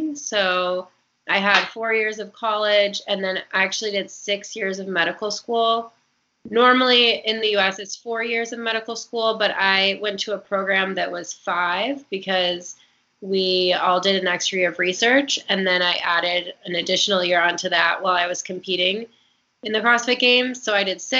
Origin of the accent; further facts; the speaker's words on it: Michigan, United States; I grew up in Michigan